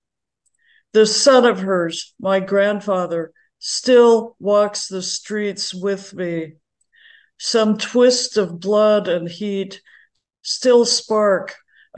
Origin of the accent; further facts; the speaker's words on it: Kansas, United States; now in Northern California, United States; I grew up in Kansas, a fifth generation Kansan on three sides